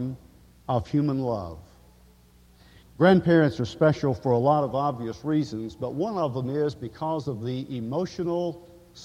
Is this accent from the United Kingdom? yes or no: no; Woodbury, Tennessee, United States; now in Henderson, United States; I am a native of Middle Tennessee. I am from Woodbury and very proud of it